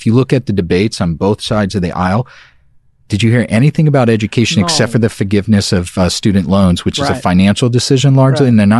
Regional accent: New York City, New York, United States; I was from Brooklyn. Yep. I'm a year older than you.

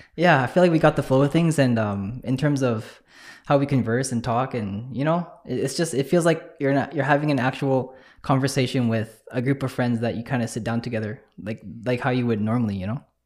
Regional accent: Winnipeg, Manitoba, Canada; I'm from Transcona.

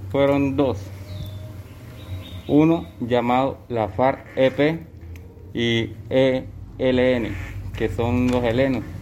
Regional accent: Arauquita, Arauca, Colombia; Buenos días, vengo de los Llanos Orientales, municipio de Arauquita, departamento de Arauca.

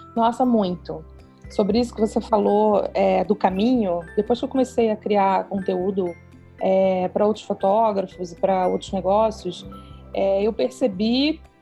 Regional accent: Rio de Janeiro, Brazil; now in Petrópolis, Brazil; sou carioca, moro em Petrópolis

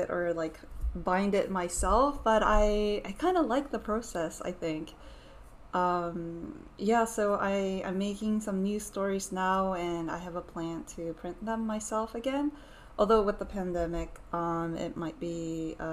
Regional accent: Atlanta, Georgia, United States; also born or lived in Japan; now in New York City, United States; I grew up partly in Atlanta, Georgia, so I thought, okay, I can speak English and Japanese

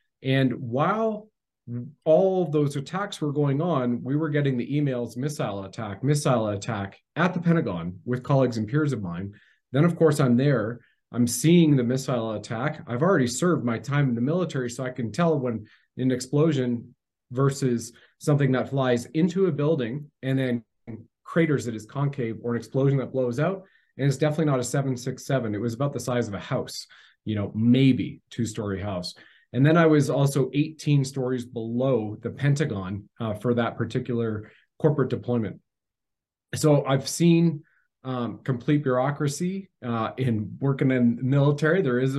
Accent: Canada; as you mentioned, and I served my country in Canada at the federal level as a Canadian infantry soldier.

